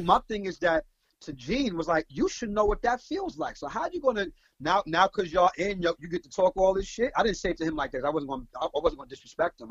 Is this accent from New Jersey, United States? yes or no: no; New York City, New York, United States; I'm from Brooklyn.